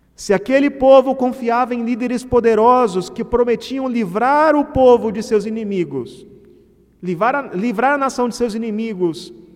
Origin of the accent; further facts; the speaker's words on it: Mato Grosso, Brazil; É como a minha terra, eu sou de Mato Grosso